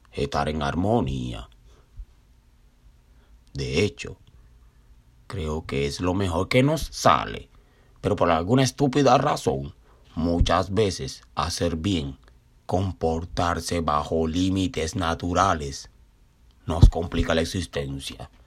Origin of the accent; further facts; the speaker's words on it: Cuba; now in Brooklyn, United States; me recordó a una vecinita mía de mi pueblito natal allá en Cuba.